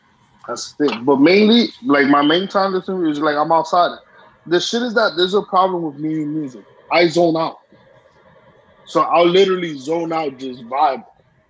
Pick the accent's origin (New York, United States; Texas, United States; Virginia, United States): New York, United States; New York City; moved away; We came from Brooklyn.